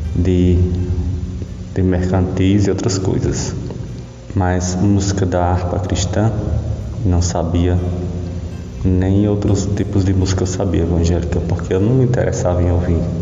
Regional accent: Milagres, Ceará, Brazil; sou de Milagre, Ceará

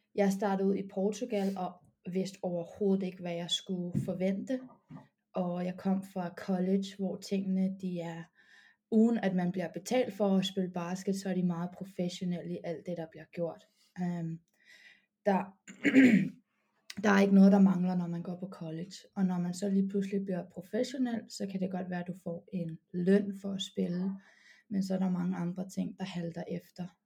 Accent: Copenhagen, Capital Region of Denmark, Denmark; moved away as an adult; also born or lived in United States; now in Madrid, Spain; jeg har min ungdomsbasket i BK Amager

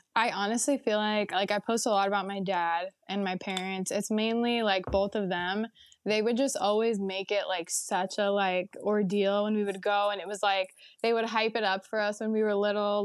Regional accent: the Bay Area, California, United States; I'm from the Bay Area and I basically just grew up going to Disneyland

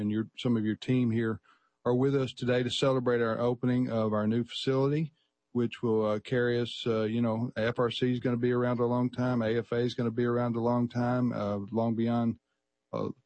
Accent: Missouri, United States; now in Tupelo, United States; I was born in Missouri

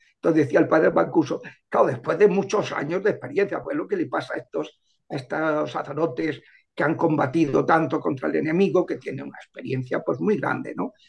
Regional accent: Madrid, Community of Madrid, Spain; yo soy de Madrid

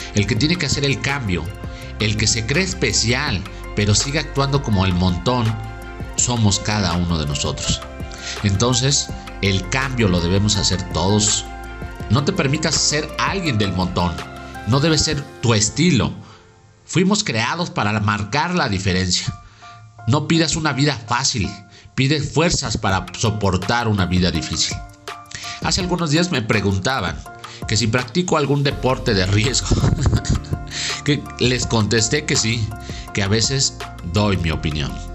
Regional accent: Mexico; Nosotros los mexicanos somos gente que realmente amamos a nuestra tierra

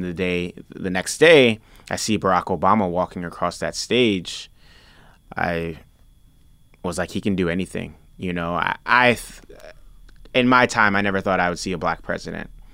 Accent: New York City, New York, United States; also born or lived in Nigeria; I grew up eating in the South Bronx

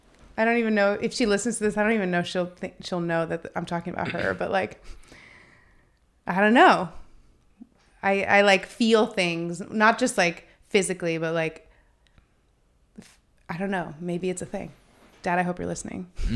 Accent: Phoenix, Arizona, United States; I look back on like growing up in Phoenix and, you know, that it's a different world even from

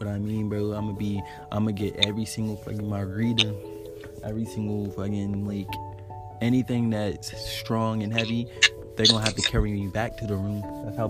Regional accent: Maryland, United States; And I'm from Maryland.

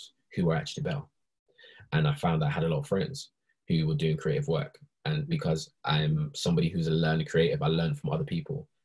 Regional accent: Nigeria; now in United Kingdom; when I was in Nigeria, when I was born in Nigeria

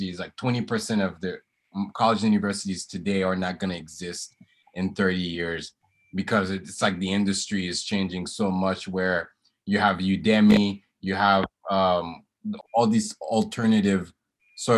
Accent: Haiti; growing up in Haiti that my family and my parents definitely instilled in me

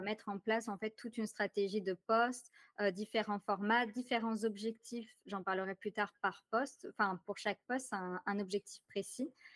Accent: France; accent: French; now in Ottawa, Canada; Je vis présentement à Ottawa. Donc, je vis au Canada, malgré mon accent très ah! français

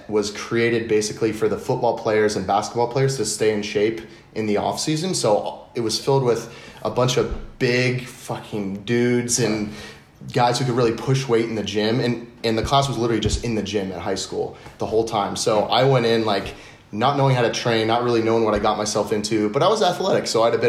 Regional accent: Dallas, Texas, United States; born there; also born or lived in East Coast; So I was born in Dallas, Texas, and then moved around on the East Coast a good bit.

